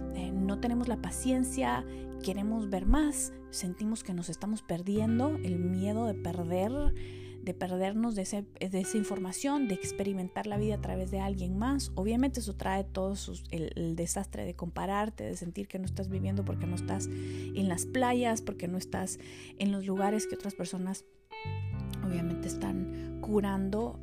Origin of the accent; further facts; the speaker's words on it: Quetzaltenango, Guatemala; yo crecí en Quetzaltenango, en Guatemala, una ciudad eh, del altiplano.